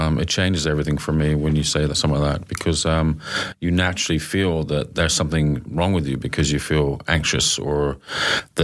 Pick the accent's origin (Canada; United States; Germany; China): Canada; moved away; I remember as a kid growing up in Canada